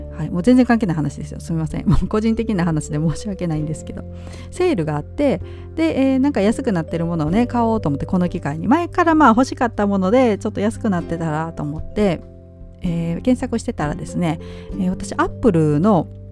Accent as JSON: {"language": "Japanese", "region": "Nara", "country": "Japan", "tie": "born or raised there", "moved": "yes", "said": "やっぱり私奈良県生まれ育ちですので"}